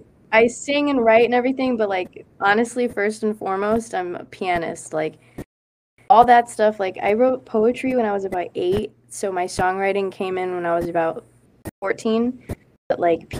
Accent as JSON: {"language": "English", "town": "Chicago", "region": "Illinois", "country": "United States", "lives_now": "California, United States", "said": "because I'm coming from the Midwest and. And then Chicago, the city, it's like, I have like a idea of how to hustle."}